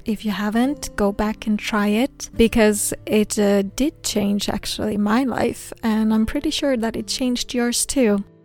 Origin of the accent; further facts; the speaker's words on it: Sweden; English is a second language; I am from Sweden